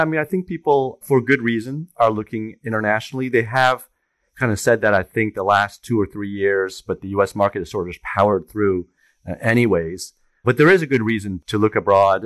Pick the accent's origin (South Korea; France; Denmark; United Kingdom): France; also born or lived in Germany; now in New York, United States; I grew up in France, and I was born in Germany.